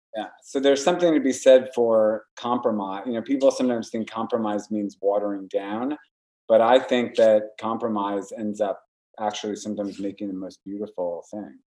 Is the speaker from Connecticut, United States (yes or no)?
no; Warwick, New York, United States; moved away as an adult; we moved upstate to Warwick, my hometown